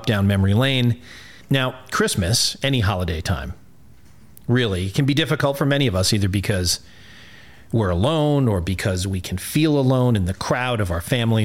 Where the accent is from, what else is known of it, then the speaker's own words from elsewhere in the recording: New Haven, Connecticut, United States; my hometown of New Haven, Connecticut